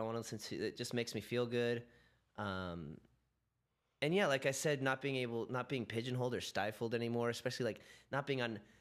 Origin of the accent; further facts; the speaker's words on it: California, United States; growing up in California